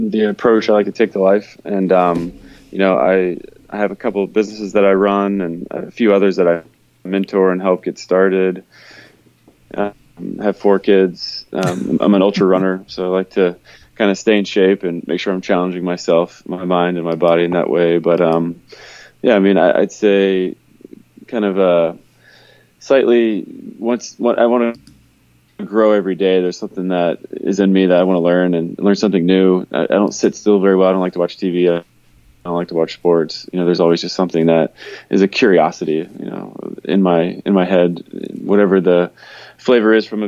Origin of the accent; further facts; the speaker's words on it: Atlanta, Georgia, United States; I am in San Francisco today, but I'm from Atlanta, Georgia